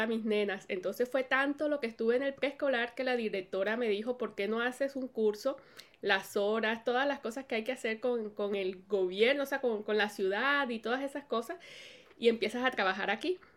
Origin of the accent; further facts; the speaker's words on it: Colombia; moved away as an adult; now in United States; cuando vine a vivir aquí a los Estados Unidos, que somos de Colombia